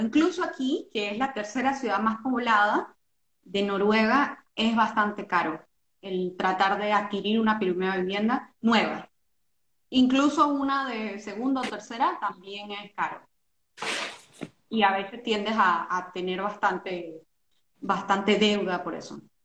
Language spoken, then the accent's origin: Spanish; Panama; moved away as an adult; now in Norway; nosotros que somos panameños, somos creo que los únicos panameños